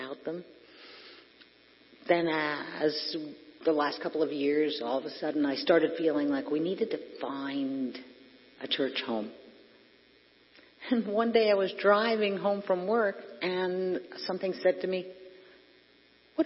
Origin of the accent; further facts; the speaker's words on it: Hackettstown, New Jersey, United States; I grew up in Hackettstown